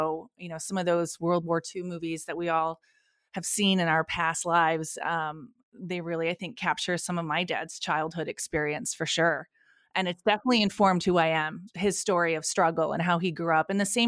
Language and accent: English; Rochester, New York, United States; So I grew up in Western New York, in Rochester, New York. Spent most of my childhood here in New York.